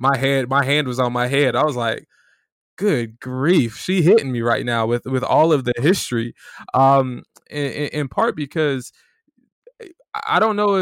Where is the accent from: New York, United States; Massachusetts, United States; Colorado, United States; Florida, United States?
Florida, United States; Because we're both from Florida.